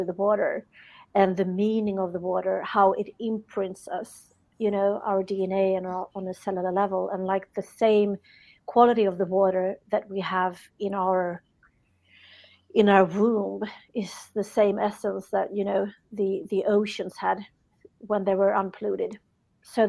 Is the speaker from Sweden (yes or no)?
yes; Sweden; I'm from Sweden.